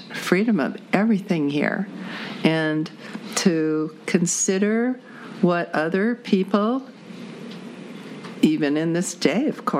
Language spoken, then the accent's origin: English; United States; being born and raised in America